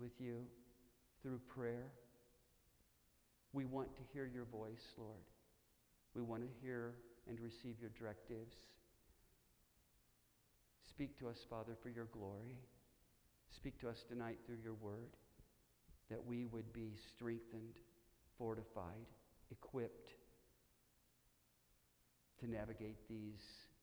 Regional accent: Stillwater, Oklahoma, United States; I was born in Stillwater, Oklahoma, the home of the Oklahoma State University Cowboys

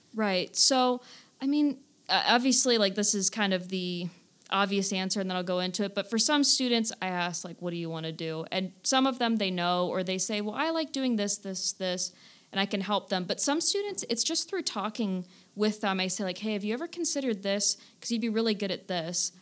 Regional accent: Stark County, Northeast Ohio, United States; I'm from this area, you know, born and raised in Stark County, went to Kent State University, so I am just Northeast Ohio through and through.

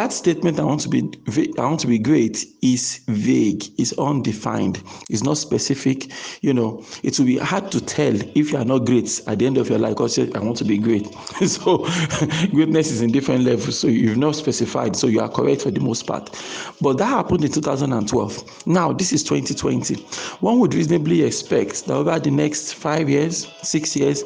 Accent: Nigeria; I'm a Nigerian, I live in Nigeria

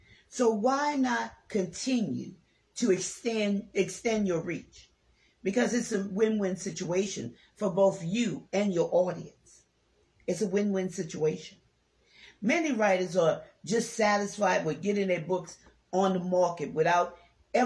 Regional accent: New Orleans, Louisiana, United States; I'm from New Orleans, Louisiana

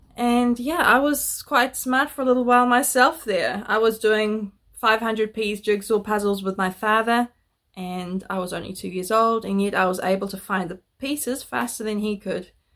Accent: Netherlands; I was born in Holland

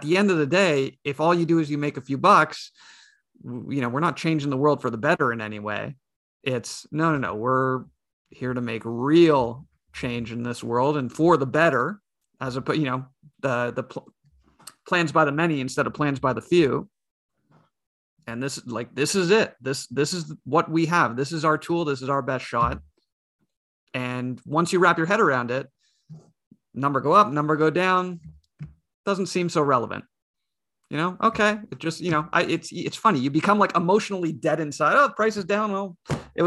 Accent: Canada; I'm Canadian.

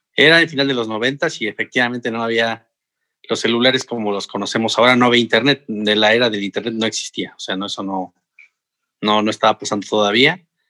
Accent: San Juan del Río, Querétaro, Mexico; moved away as an adult; also born or lived in Mexico City; soy, bueno, originario de San Juan del Río Querétaro

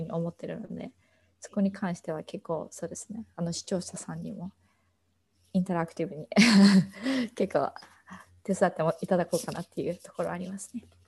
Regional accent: Nagoya, Aichi, Japan; moved away as an adult; now in Boston, United States; 私はずっと名古屋で育って

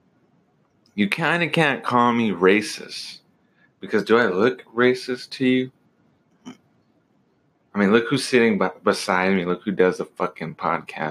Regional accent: United States; I'm a real American

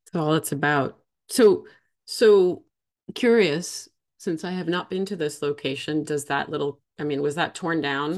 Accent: East Hampton, New York, United States; also born or lived in Wainscott, New York; a way of life that I experienced growing up in East Hampton

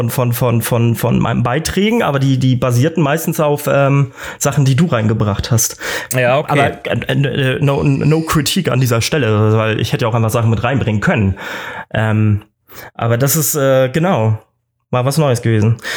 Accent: Northern Germany, Germany; Für mich als, als Norddeutscher ist er

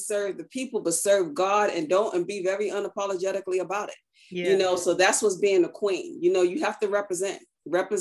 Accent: New York City, New York, United States; moved away as an adult; also born or lived in Maryland; I'm a native from Brooklyn, New York.

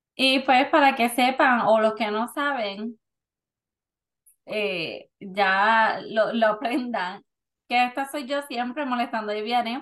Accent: Puerto Rico; now in Florida, United States; De Puerto Rico.

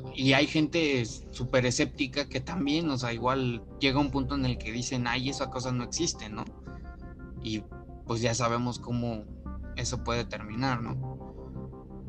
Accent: Mexico; nosotros de nuestro punto de vista como mexicanos

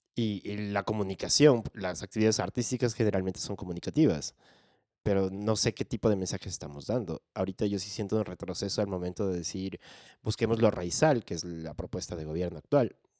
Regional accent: Quito, Pichincha, Ecuador; nací en Quito, estudié en colegio militar.

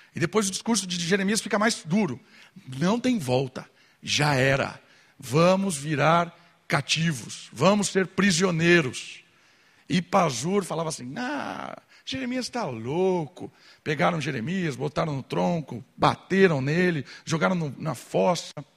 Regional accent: Brazil; a gente é brasileiro

